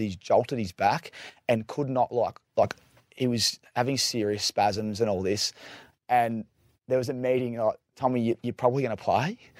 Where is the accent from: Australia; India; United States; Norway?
Australia; Victoria; I'm from Victoria.